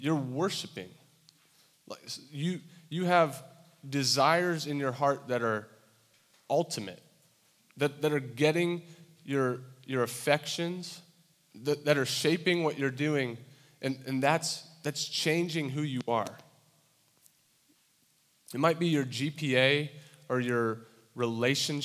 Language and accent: English; Santa Barbara, California, United States; moved away as an adult; now in Iowa, United States; I grew up in Santa Barbara, California